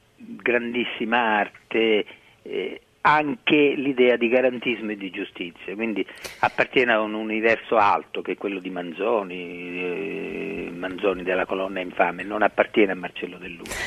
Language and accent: Italian; Sicily, Italy; sono siciliano eh, perché sono nato in Sicilia